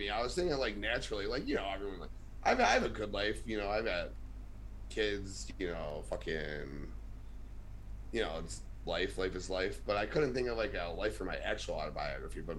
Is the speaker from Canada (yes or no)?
no; Chicago, Illinois, United States; I'm from Chicago